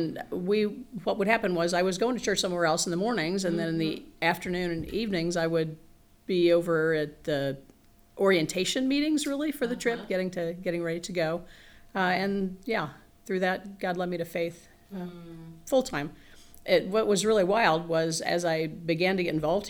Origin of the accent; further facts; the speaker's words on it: central Indiana, United States; I grew up in Indiana, central Indiana, and have been here essentially all of my life